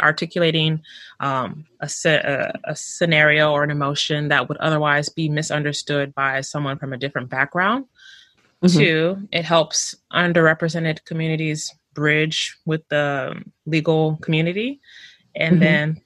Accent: Houston, Texas, United States; from Houston, Texas, the greatest city, H-Town

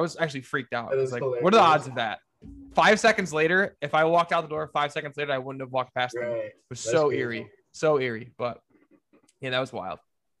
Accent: Greece, New York, United States; moved away; I'm from Greece. I grew up with Brother Bill.

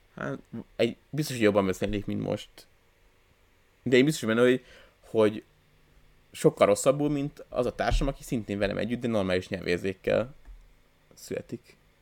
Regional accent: Hungary; én magyar ember vagyok

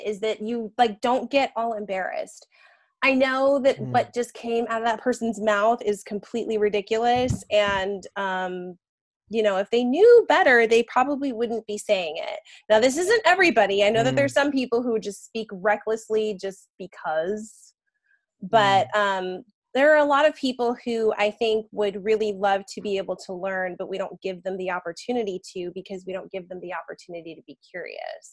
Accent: Southern California, United States; moved away as an adult; now in Florida, United States; I live in Florida now, but I grew up in Southern California.

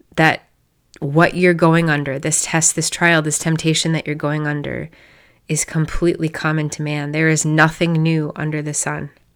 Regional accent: Iowa, United States; I'm a girl from Iowa

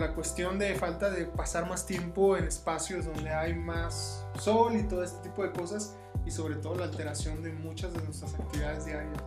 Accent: Mexico; como mexicanos

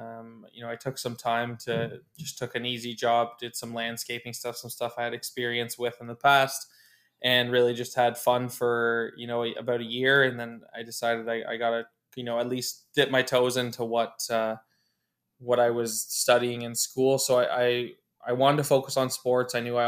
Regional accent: Oshawa, Ontario, Canada; now in Ottawa, Canada; I grew up in Oshawa, Ontario, and moved to Ottawa in 2010.

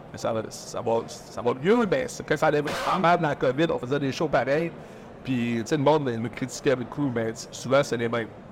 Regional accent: Rivière-du-Loup, Quebec, Canada; also born or lived in New Brunswick; now in Saint-Michel-de-Bellechasse, Canada; Je suis natif de la rivière du Loup

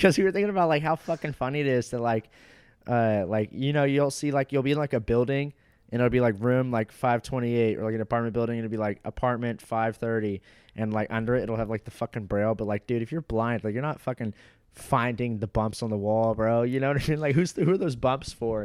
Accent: Fort Walton Beach, Florida, United States; I was born in the next town over in Fort Walton Beach

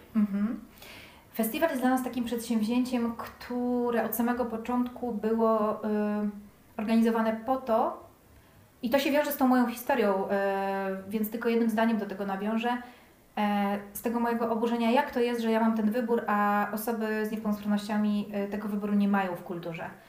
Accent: Płock, Masovian Voivodeship, Poland; now in Warsaw, Poland; zamieszkałam w Warszawie, bo jestem ogólnie z Płocka

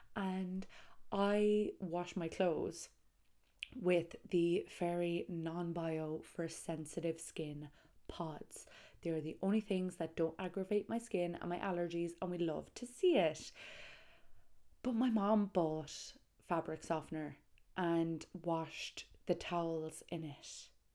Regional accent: Tralee, Munster, Ireland; Tralee, County Kerry

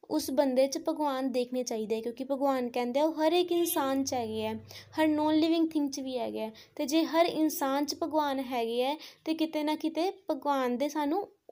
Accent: Pathankot, Punjab, India; ਮੈਂ ਪਠਾਨਕੋਟ ਦੀ ਰਹਿਣ ਵਾਲੀ ਹਾਂ

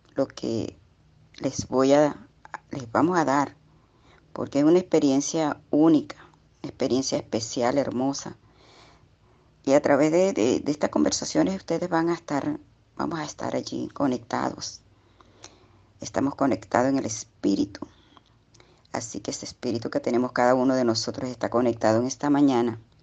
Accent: Puerto Cumarebo, Falcón, Venezuela; Estoy comunicándome con ustedes en este día desde Venezuela, desde un puerto que se llama Puerto Cumarevo. Estado Falcón.

